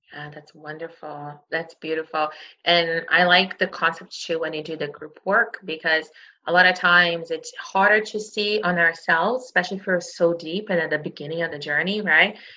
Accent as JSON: {"language": "English", "country": "Brazil", "tie": "born or raised there", "moved": "yes", "lives_now": "Canada", "said": "I grew up in Brazil"}